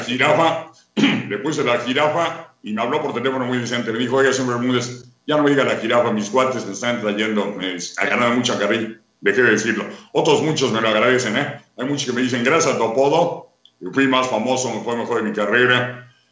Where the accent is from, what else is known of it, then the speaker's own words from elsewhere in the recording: Mexico City, Mexico; also born or lived in Tampico, Tamaulipas / Monterrey; me crié en el DF, en la Corona del Valle